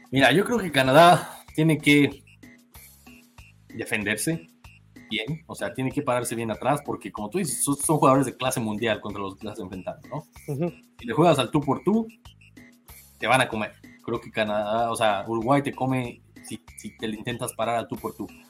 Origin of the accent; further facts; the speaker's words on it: Mexico; yo siendo mexicano